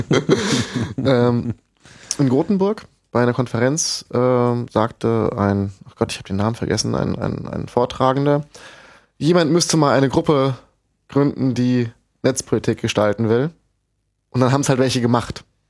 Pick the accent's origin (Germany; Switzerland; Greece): Germany; Rhine-Main area; im Rhein-Main-Gebiet, wo ich herkomme